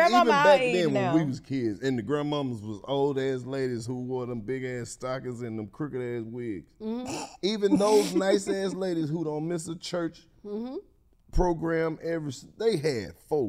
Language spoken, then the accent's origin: English; Mississippi, United States; I grew up in Mississippi